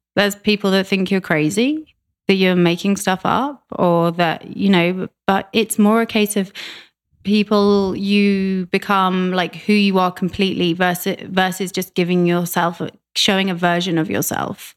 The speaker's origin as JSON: {"language": "English", "town": "Reading", "region": "South East England", "country": "United Kingdom", "also_born_or_lived": "London", "moved": "as an adult", "lives_now": "Vancouver, Canada", "said": "uh, 50 miles west of London. Okay. Yeah, a place called Reading."}